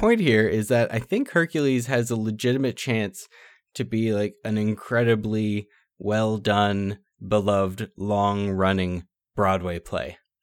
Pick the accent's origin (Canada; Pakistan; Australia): Canada; Niagara Falls, Ontario; we're from Niagara Falls, like, we went grocery shopping over in the States sometimes